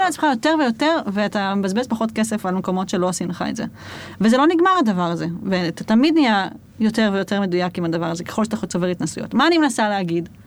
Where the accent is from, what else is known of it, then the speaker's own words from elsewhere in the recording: Jerusalem, Jerusalem District, Israel; אני ירושלמית